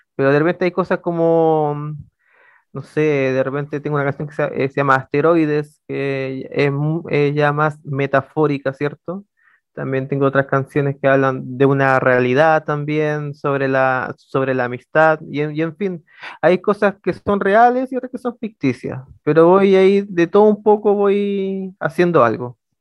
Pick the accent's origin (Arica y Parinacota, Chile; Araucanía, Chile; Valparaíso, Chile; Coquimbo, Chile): Coquimbo, Chile; Ovalle; soy originario de, la ciudad de Ovalle